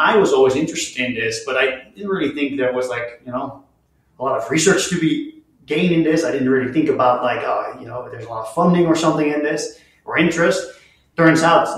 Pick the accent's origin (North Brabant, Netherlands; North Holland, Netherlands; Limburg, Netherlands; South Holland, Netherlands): South Holland, Netherlands; just outside of Rotterdam; moved away as an adult; now in Utah, United States; I grew up in the Netherlands, just outside of Rotterdam, which is a large port city.